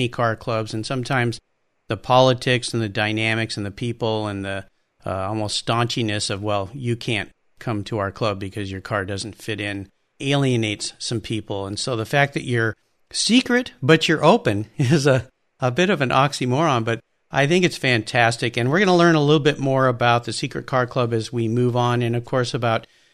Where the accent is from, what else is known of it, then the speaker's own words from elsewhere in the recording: Southern California, United States; I grew up in Southern California, so I'm very aware of that neighborhood